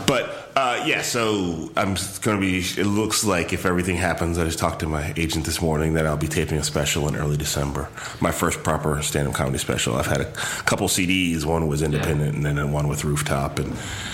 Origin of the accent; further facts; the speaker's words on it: Chicago, Illinois, United States; moved away as an adult; also born or lived in Palo Alto, California; now in Bay Area, United States; From Chicago.